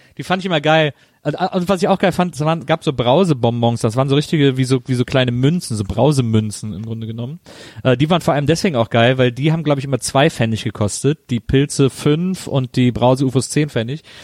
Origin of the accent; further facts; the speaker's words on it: Weßling, Bavaria, Germany; bei uns in Wessling damals an der Schule